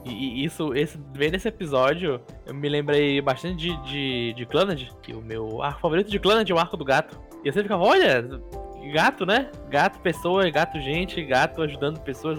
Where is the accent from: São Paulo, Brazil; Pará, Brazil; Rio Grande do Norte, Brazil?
Pará, Brazil; Belém; eu moro em Belém desde que eu nasci